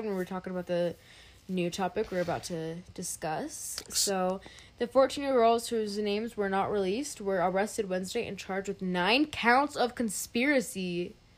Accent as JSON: {"language": "English", "region": "West Colorado", "country": "United States", "tie": "born or raised there", "said": "we grew up in West Colorado"}